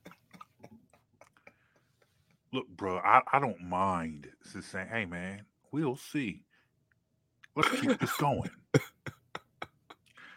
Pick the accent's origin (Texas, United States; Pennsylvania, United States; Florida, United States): Pennsylvania, United States; Penllyn; I grew up in Bethlehem Baptist Church. Shout out to Bethlehem Baptist Church in Penland, Pennsylvania